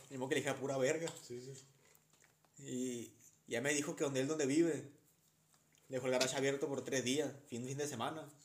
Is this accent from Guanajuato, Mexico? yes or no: no; Sinaloa, Mexico; ¿De dónde eres? De, Sinaloa.